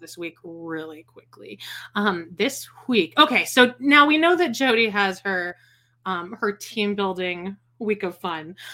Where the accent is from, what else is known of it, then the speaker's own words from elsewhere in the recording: Canada; I'm Canadian